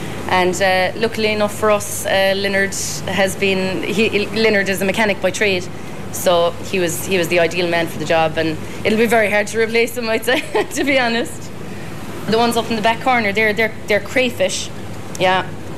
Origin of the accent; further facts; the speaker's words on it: Cahersiveen, County Kerry, Ireland; now in Portmagee, Ireland; Port Magee is a beautiful village, same as Carrigsveen. Sure, I come from Carrigsveen, can't not say that. But yeah, I love living in Port Magee.